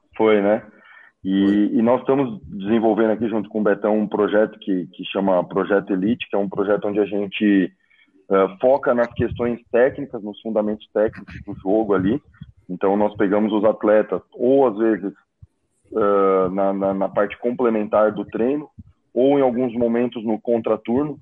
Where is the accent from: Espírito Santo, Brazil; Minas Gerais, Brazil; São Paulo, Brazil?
São Paulo, Brazil; moved away; Sou de São Paulo